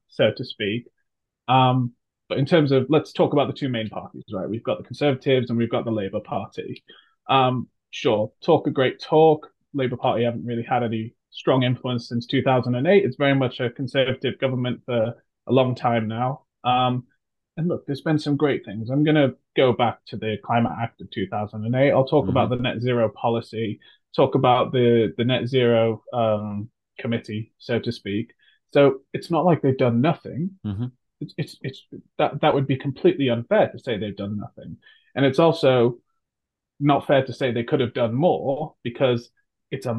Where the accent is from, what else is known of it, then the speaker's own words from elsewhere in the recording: United Kingdom; also born or lived in United States; I'm American by birth, moved to the United Kingdom when I was 6 years old.